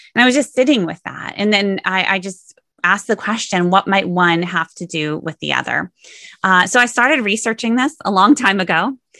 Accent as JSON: {"language": "English", "town": "Sioux Center", "region": "Iowa", "country": "United States", "tie": "born or raised there", "said": "I grew up in Sioux Center, Iowa"}